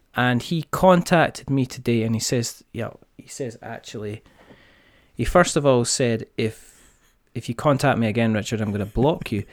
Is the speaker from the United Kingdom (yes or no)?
yes; Scotland, United Kingdom; I'm Scottish